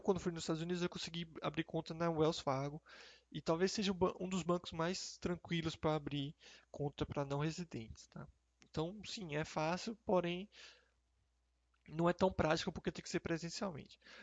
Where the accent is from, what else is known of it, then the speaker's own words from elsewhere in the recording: Brazil; nós hoje somos brasileiros, né? Ou, ou é, temos a residência fiscal brasileira